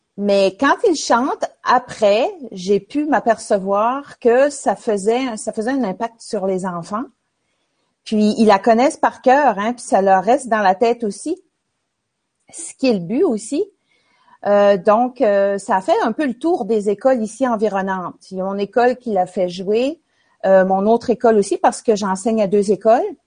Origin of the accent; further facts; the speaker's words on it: L'Ascension-de-Patapédia, Quebec, Canada; moved away as an adult; now in New Brunswick, Canada; mon village natal qui s'appelle l'Ascension de Patapédia